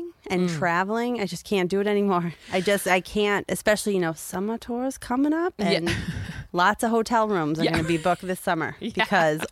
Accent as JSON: {"language": "English", "town": "Chicago", "region": "Illinois", "country": "United States", "tie": "born or raised there", "also_born_or_lived": "Colorado", "moved": "as an adult", "said": "I grew up in Chicago."}